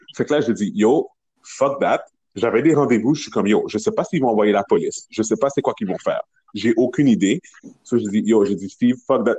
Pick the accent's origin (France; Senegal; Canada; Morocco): Canada; Montreal, Quebec; je viens de Montréal